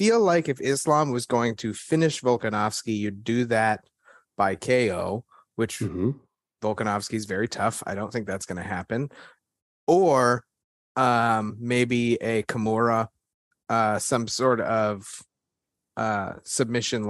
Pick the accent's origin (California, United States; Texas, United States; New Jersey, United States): Texas, United States; I'm from Texas